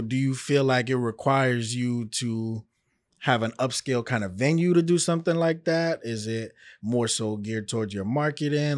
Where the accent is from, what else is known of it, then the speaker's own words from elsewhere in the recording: New York, United States; now in Miami, United States; I'm from New York